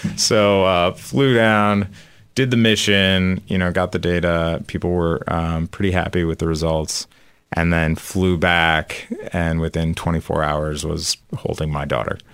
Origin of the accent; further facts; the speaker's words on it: outside of Chicago, Illinois, United States; moved away as an adult; also born or lived in California; now in Philadelphia, United States; I grew up outside of Chicago